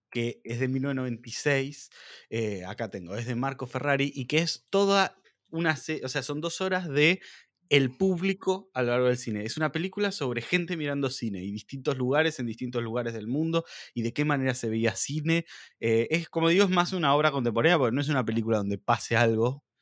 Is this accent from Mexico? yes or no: no; Argentina; como argentinos y como latinoamericanos